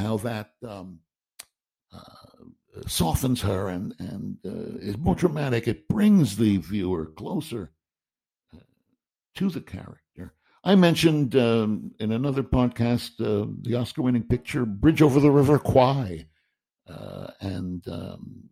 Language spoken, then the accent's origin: English; New York City, New York, United States; I'm a Jew from Queens.